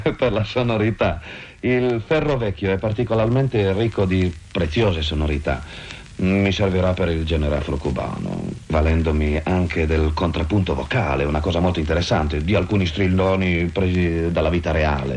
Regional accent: Piedmont, Italy; sono un piemontese

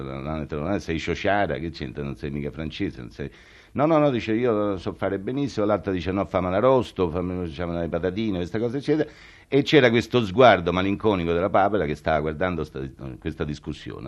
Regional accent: Rome, Lazio, Italy; sono romano, nato a Roma

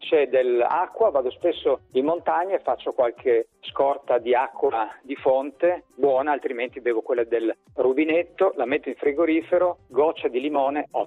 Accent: Calabria, Italy; now in Milan, Italy; Vengo dalla Calabria

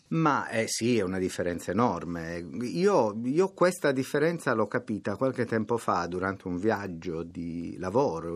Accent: Nuoro, Sardinia, Italy; first language Sardinian (Nuorese); Italian is a second language; in sardo nuorese, che è quello che io so parlare

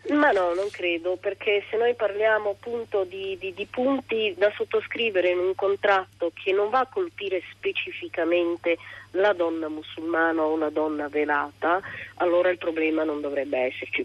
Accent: Somalia; now in Milan, Italy; nel mio paese utilizzo un copricapo che si chiama shash, che è un copricapo bellissimo, coloratissimo, eh, tipicamente somalo

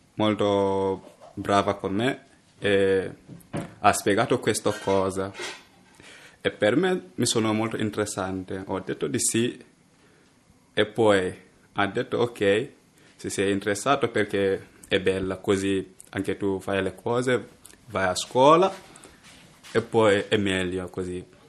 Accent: Gambia; now in Italy; vengo dal Gambia, ho 18 anni.

